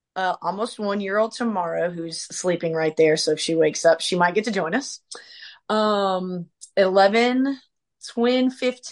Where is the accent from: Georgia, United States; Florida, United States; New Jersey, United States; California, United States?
Florida, United States; Venice; moved away as an adult; now in Mississippi, United States; It's kind of a little home nickname. I hail from Venice, Florida, where I lived for 18 of my 36 years.